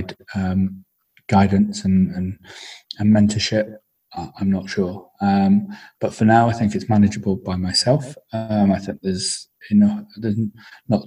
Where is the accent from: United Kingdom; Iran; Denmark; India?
United Kingdom; Wigan, North West England; moved away as an adult; also born or lived in Bangor / Cardiff; I am originally from Wigan in the Northwest.